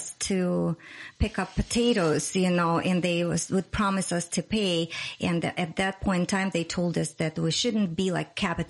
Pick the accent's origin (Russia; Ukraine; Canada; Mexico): Russia; English is a second language; moved away as an adult; also born or lived in Moscow; now in United States; I came from Russia. Originally, I'm born in Russia and raised. I moved to United States when I was 32 years old in 2006.